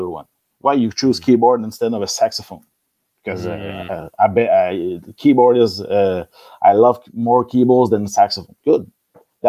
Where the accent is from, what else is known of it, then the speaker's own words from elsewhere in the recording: Quebec, Canada; first language French; English is a second language; we were raised with a band in Quebec in '90s that play metal and speak French